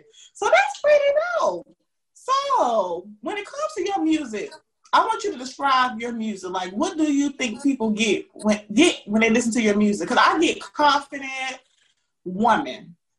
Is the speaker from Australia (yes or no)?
no; the South, United States; Yes, we're from the South, and it's so funny when I talk to people from up North